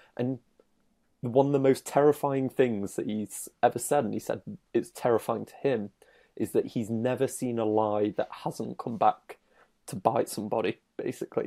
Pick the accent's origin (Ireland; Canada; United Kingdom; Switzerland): United Kingdom; I'm British